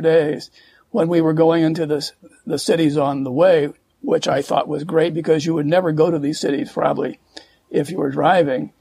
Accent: Santa Monica, California, United States; also born or lived in Manila, Philippines / Fort Monroe, Virginia; we came to California, and then I grew up in Santa Monica all the way through

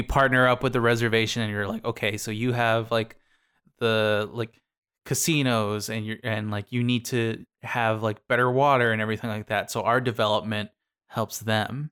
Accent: Sierra Vista, Arizona, United States; my hometown of Cervista

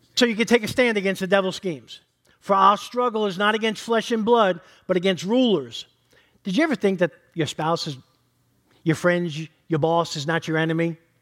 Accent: New York, United States; I'm from New York.

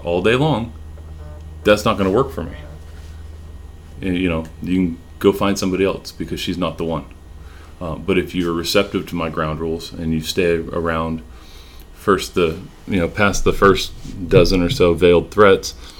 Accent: California, United States; moved away as an adult; now in Texas, United States; we were born and raised in California, and moving, you know, halfway across the country to a city we didn't know much about

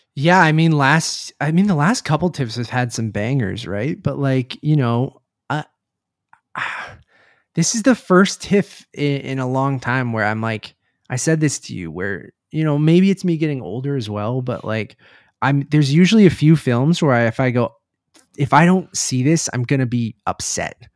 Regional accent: Toronto, Ontario, Canada; I'm from Toronto.

